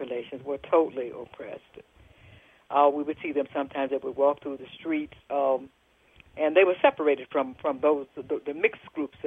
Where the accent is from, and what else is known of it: Jackson, Mississippi, United States; born or raised there